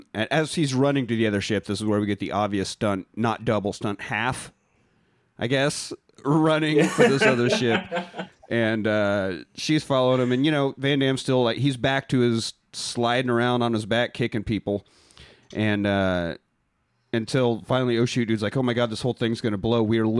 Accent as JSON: {"language": "English", "country": "United Kingdom", "said": "We are British."}